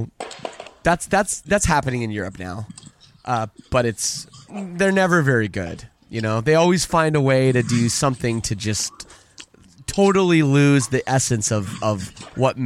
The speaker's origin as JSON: {"language": "English", "country": "Canada", "said": "I'm from Canada."}